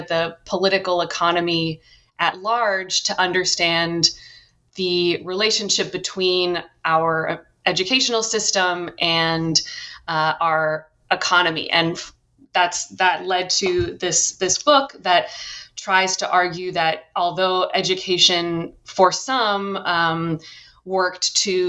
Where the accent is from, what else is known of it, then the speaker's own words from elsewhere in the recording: Cambridge, Massachusetts, United States; I grew up in Cambridge, Massachusetts, and I first became interested in education really as an undergrad